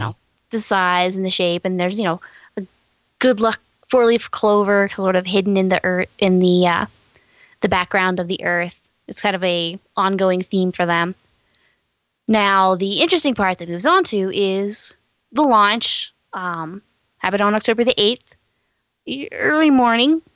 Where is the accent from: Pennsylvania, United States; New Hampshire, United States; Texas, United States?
Texas, United States; I'm from Texas